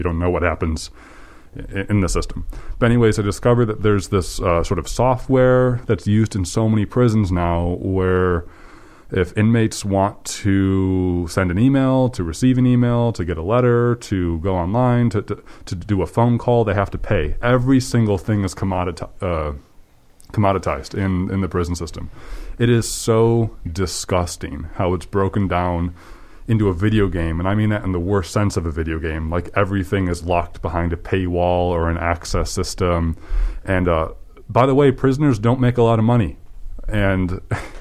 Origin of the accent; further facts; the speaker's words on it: United States; as an American